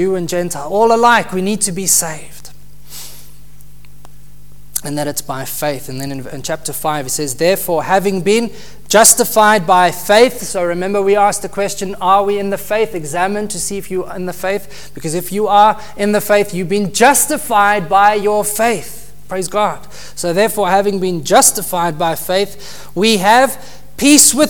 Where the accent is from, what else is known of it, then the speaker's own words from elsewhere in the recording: South Africa; moved away; we come from South Africa